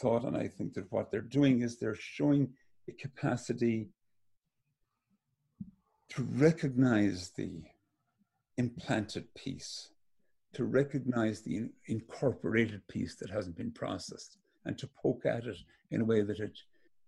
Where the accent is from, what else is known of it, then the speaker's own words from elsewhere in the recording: Ireland; moved away as an adult; now in United States; Growing up in Ireland